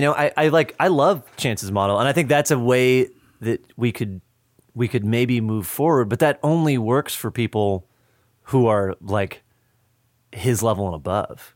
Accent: just outside of Madison, Wisconsin, United States; moved away; I grew up just outside of Madison

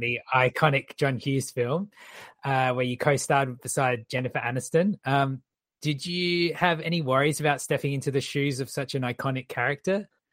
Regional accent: Australia; our movies

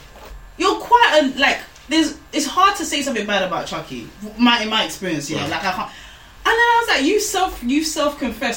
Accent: Nigeria; being a Nigerian girl, firstborn

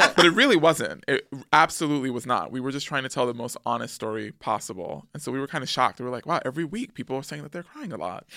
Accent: New York City, New York, United States; born or raised there; also born or lived in Manhattan / Harlem

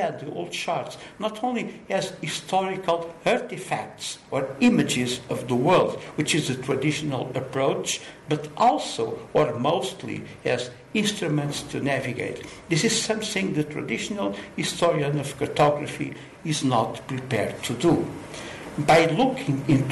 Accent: Lisbon, Portugal; I was born in Lisbon, Portugal, 69 years ago

